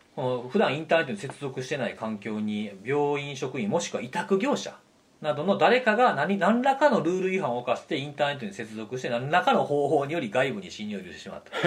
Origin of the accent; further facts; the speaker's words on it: Kansai, Japan; 僕関西出身で隣の県